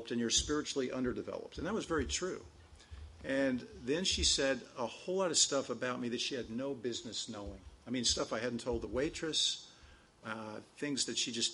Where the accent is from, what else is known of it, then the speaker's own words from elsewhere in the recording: Chico, California, United States; a waitress in my hometown up there in Chico, California, Northern California